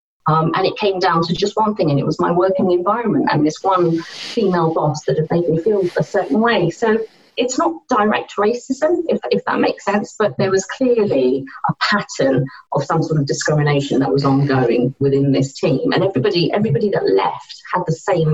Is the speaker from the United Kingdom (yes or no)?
yes; United Kingdom; So I was born here.